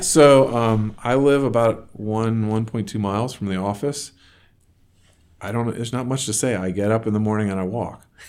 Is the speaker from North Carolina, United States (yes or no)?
yes; North Carolina, United States; moved away as an adult; also born or lived in Raleigh, North Carolina / the Northeast; now in Portland, United States; I actually grew up in North Carolina but not in. I, I was living in Raleigh, North Carolina, and grew up about 45 minutes from there